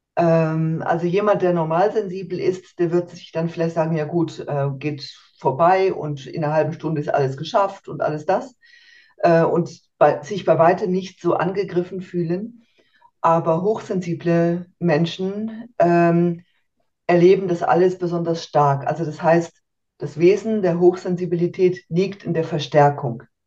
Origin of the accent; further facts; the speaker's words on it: Germany; moved away as an adult; now in Switzerland; in Deutschland aufgewachsen, äh, geboren und aufgewachsen